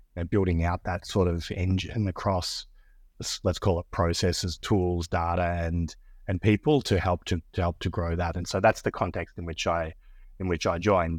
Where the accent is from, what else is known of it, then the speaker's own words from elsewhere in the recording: Australia; accent: Australian; moved away as an adult; now in Austin, United States; I'm Australian, as you can probably tell by my, by my accent, but I'm based here in, based here in Austin, Texas. I've been in the United States for about nine years.